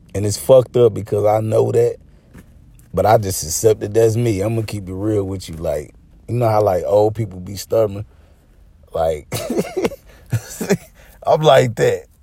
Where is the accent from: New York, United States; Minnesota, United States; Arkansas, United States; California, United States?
Arkansas, United States; moved away; I'm originally from Arkansas